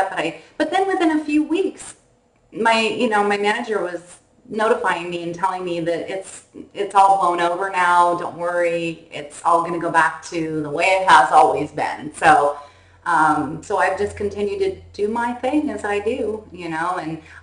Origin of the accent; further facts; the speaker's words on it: Northern California, United States; I was born and raised in California, Northern California